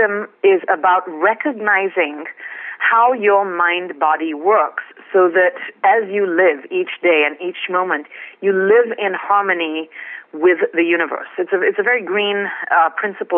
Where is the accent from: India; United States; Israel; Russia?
India; Mumbai, Maharashtra; I was born and brought up in India, in Bombay, actually, which is now called Mumbai